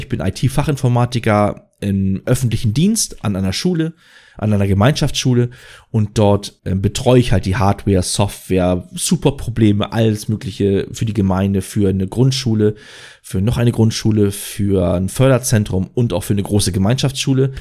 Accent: Schleswig-Holstein, Germany; Ich komme aus Schleswig-Holstein

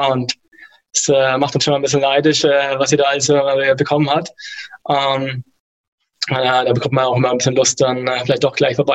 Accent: Nuremberg, Bavaria, Germany; now in Munich, Germany; Ich komme eigentlich ursprünglich aus Nürnberg, äh, wohne jetzt aber in München.

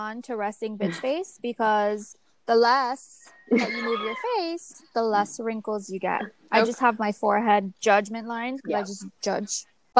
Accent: Miami, Florida, United States; also born or lived in Tallahassee; am 31 for the next 4 months. Oh. I also live in Miami, Florida.

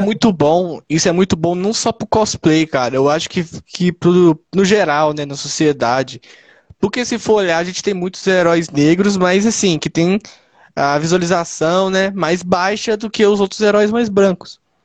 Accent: Ibirité, Minas Gerais, Brazil; eu sou de Birité, né? Cidade que eu moro é Birité.

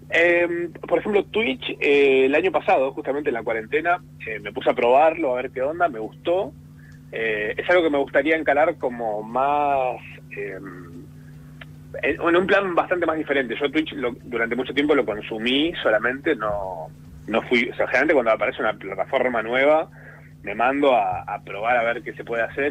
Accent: Córdoba, Argentina; ser cordobés y el humor es como un poco también un estereotipo, onda, cuando la gente se entera que sos cordobés, medio que están esperando.

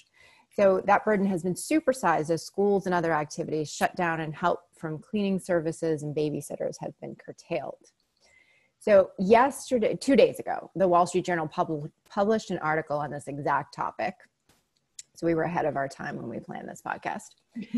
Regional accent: Boston, Massachusetts, United States; now in Houston, United States; I grew up in Boston

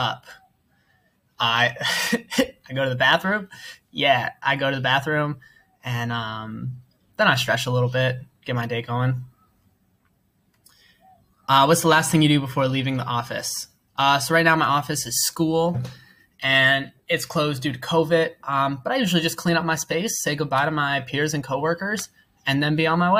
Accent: United States; moved away as an adult; now in Thailand; I'm an American

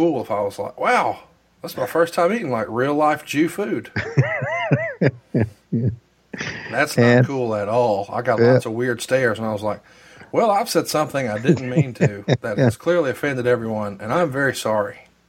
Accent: Alabama, United States; I'm from Alabama. I'm surrounded by Baptists, a couple Methodists.

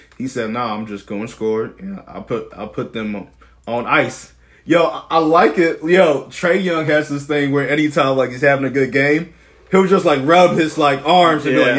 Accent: New Jersey, United States; growing up in New Jersey, you feel me, I've been a Nets fan, like that's my hometown, right.

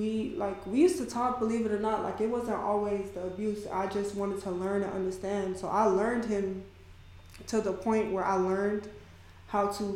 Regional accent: Miami, Florida, United States; I'm from Miami

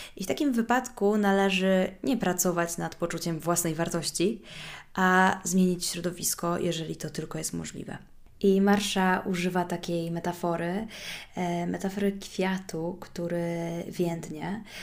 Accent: Warsaw, Masovian Voivodeship, Poland; moved away as an adult; also born or lived in Kraków / Rome; mimo że pochodzę z Warszawy

